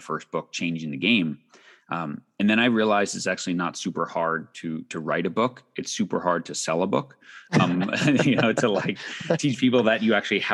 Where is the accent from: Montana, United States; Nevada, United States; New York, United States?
New York, United States; Long Island; I grew up on Long Island in the 80s